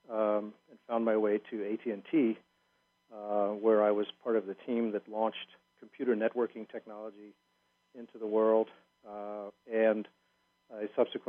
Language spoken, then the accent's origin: English; South Africa; I was born and raised in South Africa